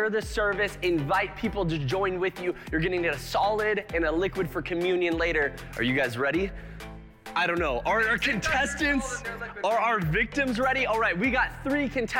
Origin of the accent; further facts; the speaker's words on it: Tomah, Wisconsin, United States; Tomo, Wisconsin, my hometown